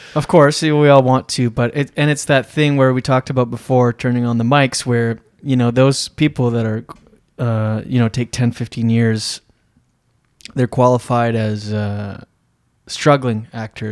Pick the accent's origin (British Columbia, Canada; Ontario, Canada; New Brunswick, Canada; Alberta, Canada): New Brunswick, Canada; Moncton; moved away; Small town, I, I know this about my town, my hometown.